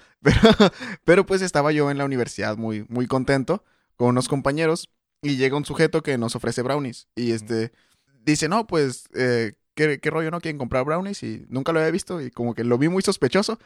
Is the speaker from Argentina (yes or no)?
no; Mexico; Yo soy más mexicano que tú